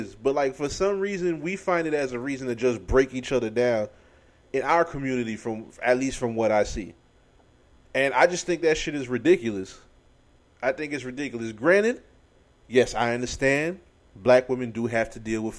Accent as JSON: {"language": "English", "region": "New York", "country": "United States", "tie": "born or raised there", "moved": "yes", "lives_now": "Florida, United States", "said": "I was born in New York"}